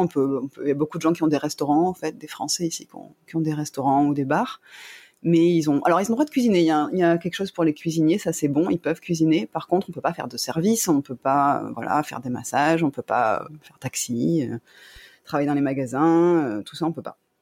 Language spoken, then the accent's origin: French; Toulon, Provence-Alpes-Côte d'Azur, France; moved away as an adult; now in Phuket, Thailand; je suis originaire de Toulon, donc dans le sud de la France